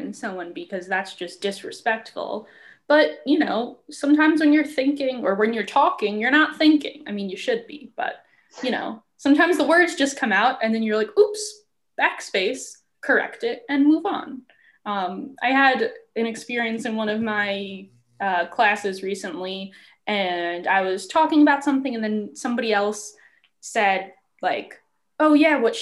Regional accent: Long Island, New York, United States; moved away as an adult; I'm from Long Island, and a term that we say instead of y'all is you guys

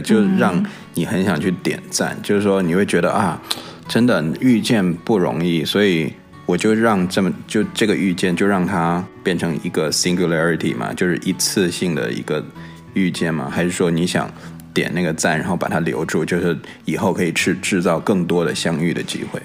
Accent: Beijing, China; accent: a bit Beijing; 我这边又有，有的时候又带点北京的

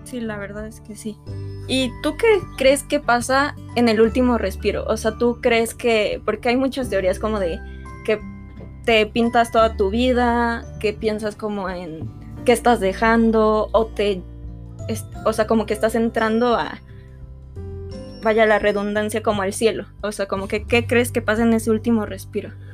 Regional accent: Mexico; nosotros como mexicanos

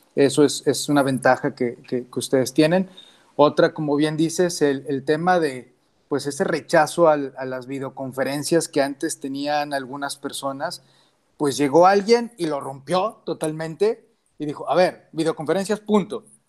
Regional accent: Mexico; como mexicanos

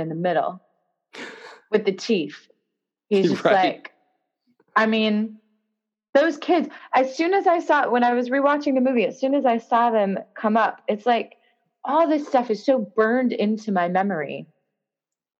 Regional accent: near Visalia, California, United States; moved away as an adult; now in London, United Kingdom; near Visalia in California, where I grew up

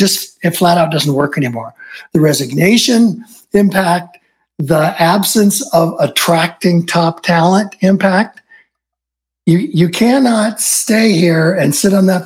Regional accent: Southern California, United States; I grew up in Southern California, shadows of Hollywood

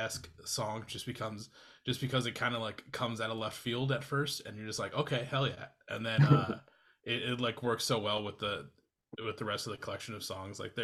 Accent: Iowa, United States; moved away; I'm originally from Iowa

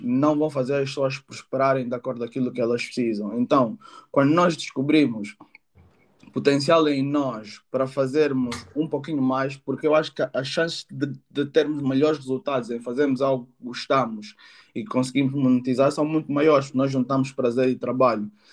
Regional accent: Angola; now in United Kingdom; sou angolano, moro atualmente no Reino Unido

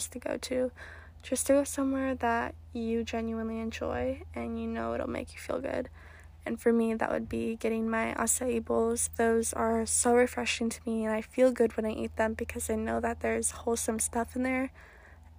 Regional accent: Oregon, United States; moved away; I'm originally from Oregon

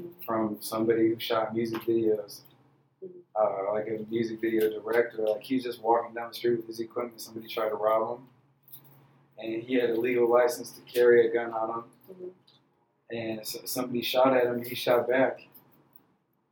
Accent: Hickory Hills, Illinois, United States; also born or lived in Chicago; growing up in Hickory Hills, 95th and Harlem areas

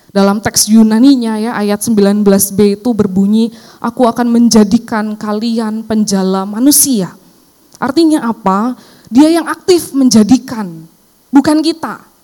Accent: Cilacap, Central Java, Indonesia; now in Jakarta, Indonesia; saya pulang ke kampung saya ya di Cilacap

